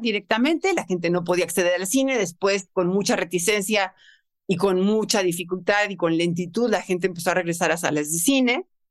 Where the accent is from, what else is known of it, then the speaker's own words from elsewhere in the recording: Mexico; es nuestro tesoro como mexicano